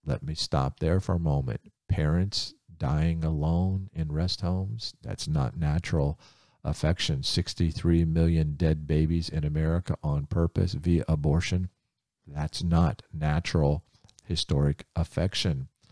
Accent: Ohio, United States; I grew up in Ohio

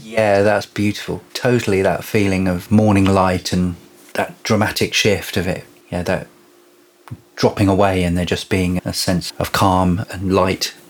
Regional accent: Devon, South West England, United Kingdom; I grew up in Devon, so I saw lots of stars as a child.

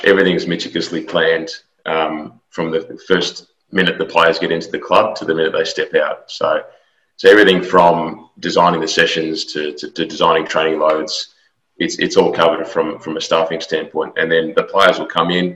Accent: Australia; moved away as an adult; also born or lived in Melbourne; now in Houston, United States; I'm an Australian native. I've come to America to work for Houston Dynamo in the last year or so.

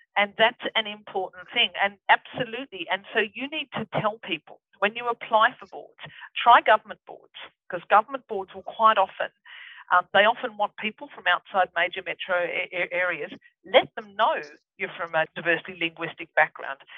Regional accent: Ebor, New South Wales, Australia; also born or lived in Hay, New South Wales; I come from Ebor, which is, I was born in Hay. I come from Ebor, which is halfway between Dorrigo and Armidale on the top of the lovely New England

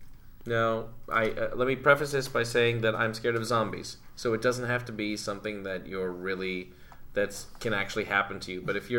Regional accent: New Jersey, United States; growing up in New Jersey, I was right there in New York. It was right next to me

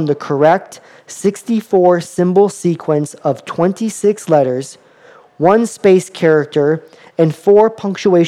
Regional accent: Florida, United States; I grew up in Florida and I lived about 10 minutes from the beach

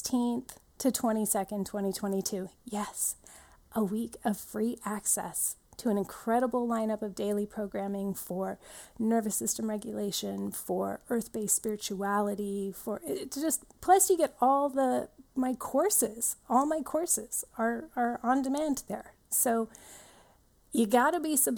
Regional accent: Shawnigan Lake, British Columbia, Canada; I grew up in the Cowichan Valley and in Shaunigan Lake here on Vancouver Island.

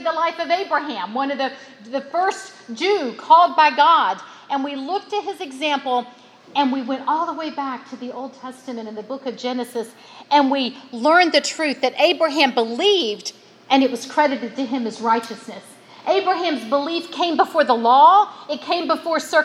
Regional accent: West Virginia, United States; I was from West Virginia

